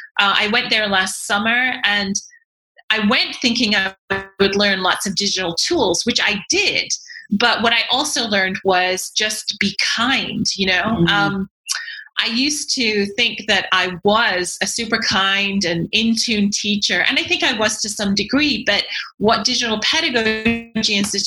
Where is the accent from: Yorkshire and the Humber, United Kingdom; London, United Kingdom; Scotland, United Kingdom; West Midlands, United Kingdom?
Yorkshire and the Humber, United Kingdom; accent: broad Yorkshire; Okay, so I am from England originally, but people would be forgiven for not hearing my accent because even when I was in England, I learned I had to change my very broad Yorkshire accent in order to be understood by other people.